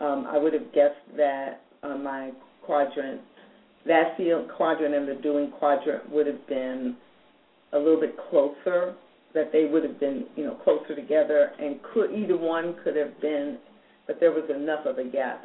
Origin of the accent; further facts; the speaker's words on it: United States; I live in American culture. I have been born and raised in American culture. My family's been here multiple